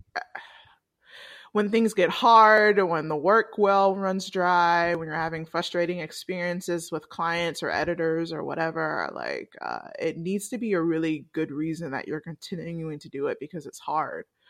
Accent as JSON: {"language": "English", "town": "Atlanta", "region": "Georgia", "country": "United States", "also_born_or_lived": "Washington, D.C.", "said": "I'm originally from Atlanta"}